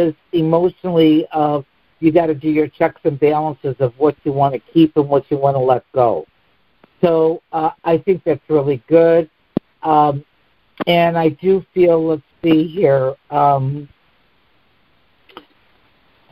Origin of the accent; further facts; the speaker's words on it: Chicago, Illinois, United States; moved away as an adult; now in Florida, United States; I was born and raised here. Yeah. I'm a Chicago girl. But I've been in Florida for 42 years, and they told me I'd lose my accent. It hasn't happened yet